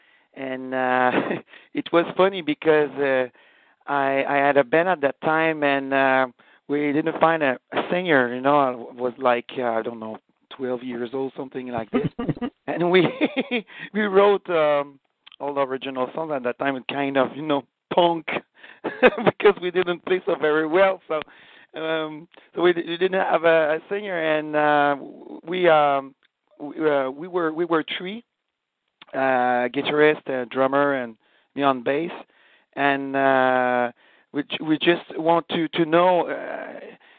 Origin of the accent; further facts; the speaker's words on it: Canada; we are French Canadian